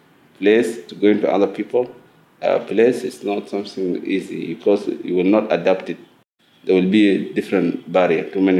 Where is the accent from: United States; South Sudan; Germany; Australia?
South Sudan; now in Egypt; I am from South Sudan. I've been a refugee here in Egypt for now 20 years.